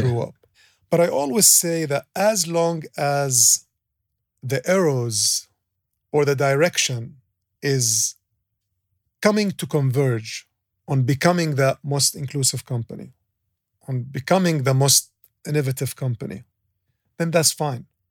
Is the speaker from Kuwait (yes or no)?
yes; Kuwait; now in Dubai, United Arab Emirates; I grew up in Kuwait